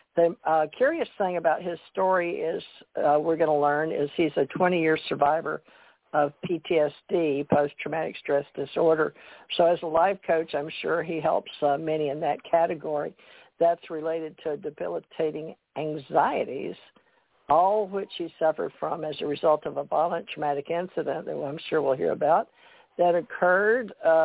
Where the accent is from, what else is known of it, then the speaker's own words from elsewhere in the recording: the South, United States; accent: Southern; I'm from the South. I lived all over the world, but the military put me in Kentucky after 20 years, and I married. So I have developed around my family a Southern accent